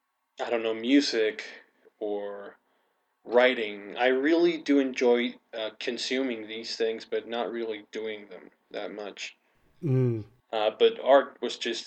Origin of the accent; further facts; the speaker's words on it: Mexico; English is a second language; I was born and raised in Mexico. I still live here in Mexico.